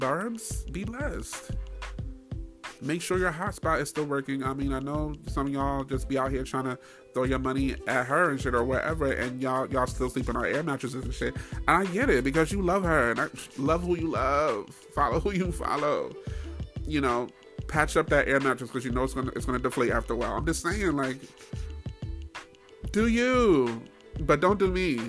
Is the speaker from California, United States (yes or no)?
no; New York, United States; I'm from New York too